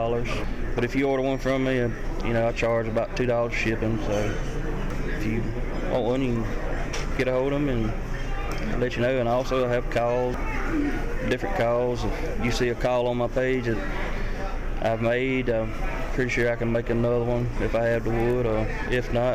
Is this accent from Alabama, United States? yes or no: yes; Jackson, Alabama, United States; I'm from Jackson, Alabama